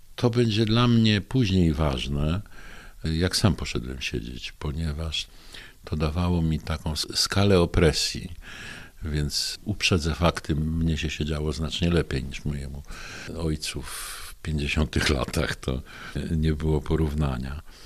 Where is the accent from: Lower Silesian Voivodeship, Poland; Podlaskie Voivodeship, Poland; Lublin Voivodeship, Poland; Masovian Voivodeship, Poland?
Lower Silesian Voivodeship, Poland; Bystrzyca Kłodzka; Urodziłem się w Bystrzycy Kłodzkiej w 1956 roku